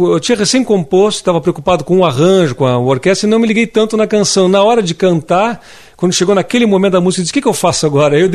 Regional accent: Rio Grande do Sul, Brazil; moved away; also born or lived in Rio de Janeiro; a chegada do frio no sul do Brasil, na minha terra.

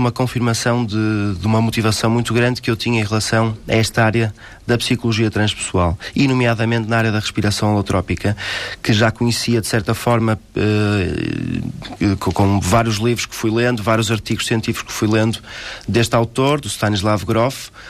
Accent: Porto, Norte, Portugal; sou do Porto

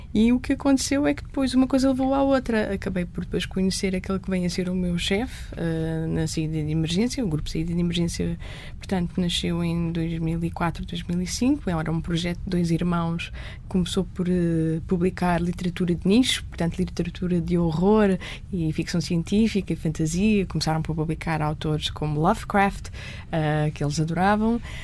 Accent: Lisbon, Portugal; As minhas recordações mais antigas são já em Lisboa, num restaurante que nós tínhamos por baixo da nossa casa

